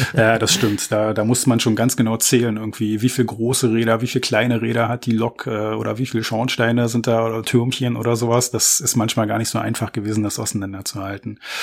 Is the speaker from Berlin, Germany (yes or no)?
yes; Berlin, Germany; ich bin gebürtiger Berliner